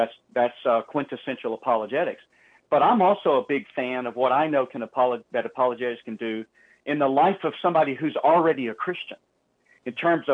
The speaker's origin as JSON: {"language": "English", "region": "the South", "country": "United States", "tie": "born or raised there", "said": "I was born and reared in the South in the, quote, Bible Belt"}